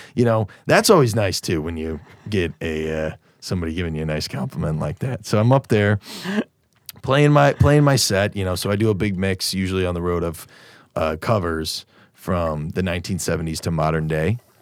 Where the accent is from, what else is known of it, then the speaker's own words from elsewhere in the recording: Naperville, Illinois, United States; I'm from Naperville. You know how many people I went to high school